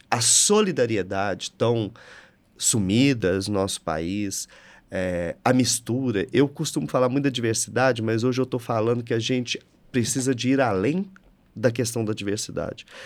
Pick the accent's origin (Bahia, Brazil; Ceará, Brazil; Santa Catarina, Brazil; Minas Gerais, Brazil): Minas Gerais, Brazil; São Gotardo; eu sou de São é. Gotardo, gente.